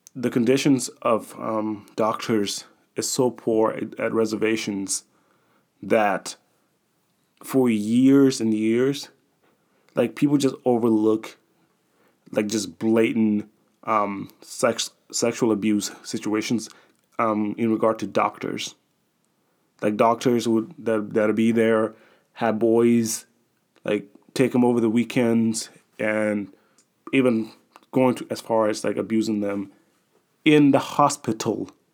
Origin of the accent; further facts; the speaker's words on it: Atlanta, Georgia, United States; the one that's associated with my hometown, the Atlanta Braves